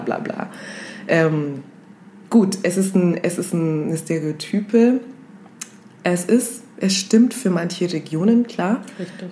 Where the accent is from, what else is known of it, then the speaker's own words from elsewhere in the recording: Kenya; moved away; wo kommst du her? Dann sage ich Kenia